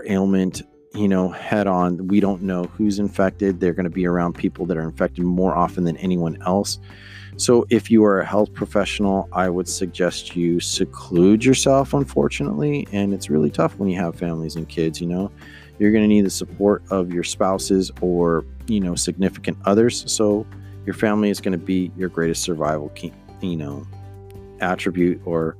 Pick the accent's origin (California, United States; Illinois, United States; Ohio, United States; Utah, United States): California, United States; Stockton; my hometown in Stockton.